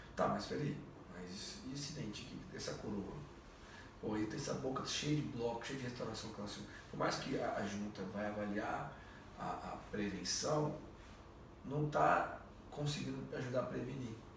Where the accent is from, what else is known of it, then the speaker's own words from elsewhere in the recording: Brazil; nós brasileiros